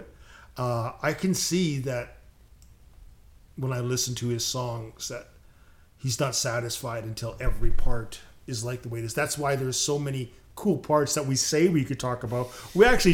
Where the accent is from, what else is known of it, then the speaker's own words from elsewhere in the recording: Canada; as a Canadian kid